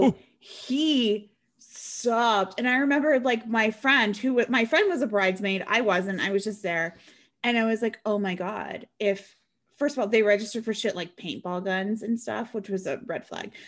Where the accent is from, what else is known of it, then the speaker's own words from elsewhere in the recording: Washington, United States; I'm from Washington